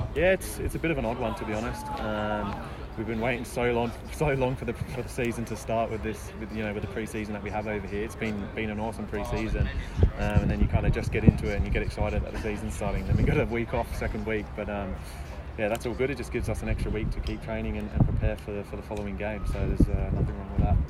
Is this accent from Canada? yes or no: no; England, United Kingdom; now in Australia; I grew up in England as well